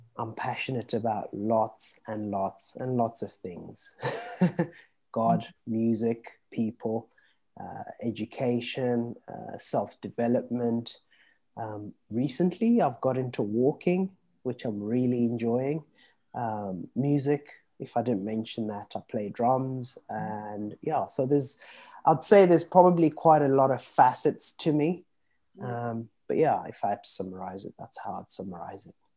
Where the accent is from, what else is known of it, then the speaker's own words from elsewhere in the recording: Zimbabwe; moved away; I was born in Zimbabwe, and back in Zim, we used to get a lot of um, the British TV shows. So I grew up watching